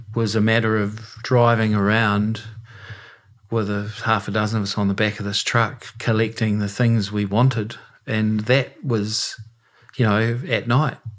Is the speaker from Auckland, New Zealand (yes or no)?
no; Westport, West Coast, New Zealand; it was pretty tough at times growing up in Westport